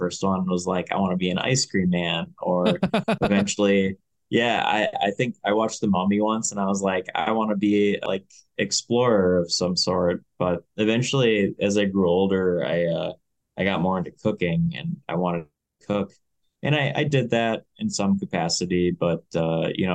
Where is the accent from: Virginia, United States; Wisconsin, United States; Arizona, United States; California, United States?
Wisconsin, United States; Greenville; I grew up in Greenville, Wisconsin. It's a small town near the more popular town of Appleton